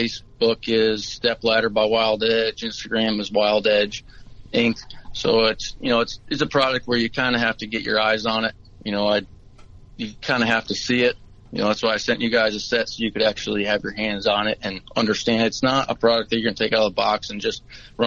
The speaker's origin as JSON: {"language": "English", "area": "East Haddam", "region": "Connecticut", "country": "United States", "said": "I'm from East Adam, Connecticut"}